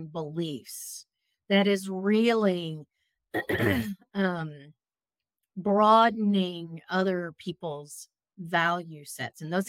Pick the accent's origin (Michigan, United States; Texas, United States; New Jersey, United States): Texas, United States; moved away as an adult; also born or lived in Raleigh, North Carolina; I was living in Raleigh, North Carolina, and I born and raised in Texas.